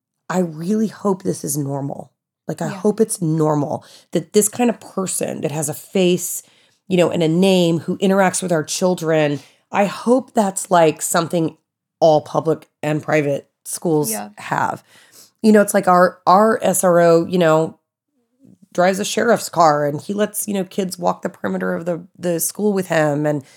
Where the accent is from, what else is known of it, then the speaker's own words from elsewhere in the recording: the South, United States; Like growing up in the South, it's horrible. It's horrible. But it's like growing up in the South, how we had all the tornado drills and nobody in California ever had those.